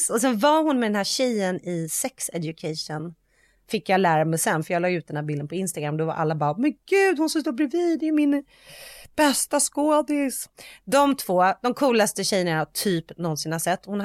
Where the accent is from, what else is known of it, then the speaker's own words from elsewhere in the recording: Sweden; men det vet ju vi för att vi är svenskar.